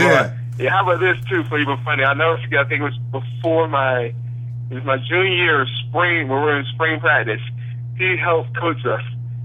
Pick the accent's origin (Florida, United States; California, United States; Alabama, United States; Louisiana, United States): Florida, United States; Jacksonville; also born or lived in Atlanta; Born and raised here in Jacksonville, Florida.